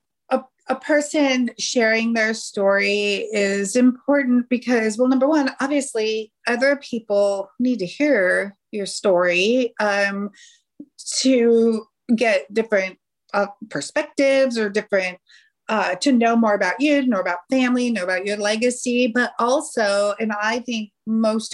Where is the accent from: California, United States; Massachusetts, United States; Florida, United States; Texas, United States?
California, United States; moved away as an adult; now in Kansas City area, United States; I am originally from California